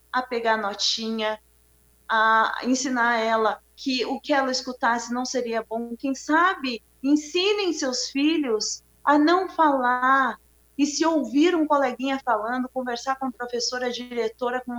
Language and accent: Portuguese; Bahia, Brazil; eu sou baiana, né? eu deixei de ser daqui, porque aqui no sul a gente não tem pretos, né?